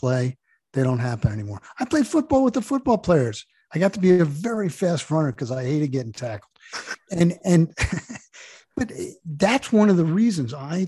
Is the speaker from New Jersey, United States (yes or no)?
yes; Jersey Shore, New Jersey, United States; I grew up in the Jersey Shore.